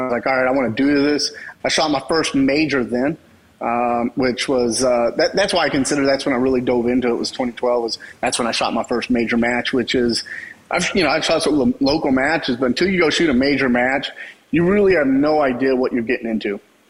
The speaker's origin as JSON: {"language": "English", "region": "Texas", "country": "United States", "tie": "born or raised there", "said": "I grew up in Texas, so we grew up shooting guns all the time"}